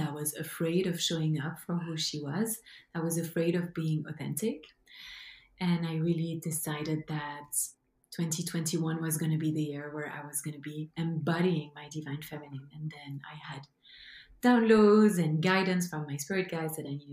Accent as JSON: {"language": "English", "country": "Belgium", "second_language": "English", "moved": "yes", "lives_now": "British Columbia, Canada", "said": "as you can hear from my beautiful and charming accent. This is my mother tongue. I come from Belgium, but I now live in Canada, in BC, beautiful British Columbia"}